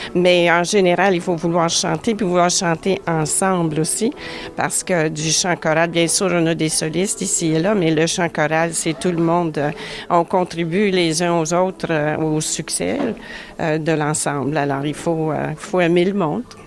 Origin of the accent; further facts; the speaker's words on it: Ottawa, Ontario, Canada; now in Toronto, Canada; je viens d'Ottawa